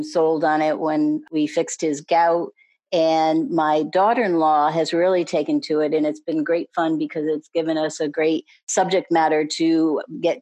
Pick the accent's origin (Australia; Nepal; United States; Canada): United States; New England; moved away as an adult; now in Annapolis, United States; I'm originally from New England, but I've lived in Annapolis, Maryland for the last 19 years.